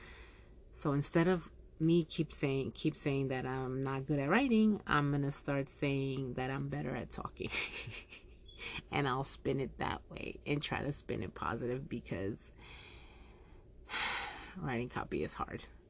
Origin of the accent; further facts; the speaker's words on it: Yonkers, New York, United States; Yonkers is my hometown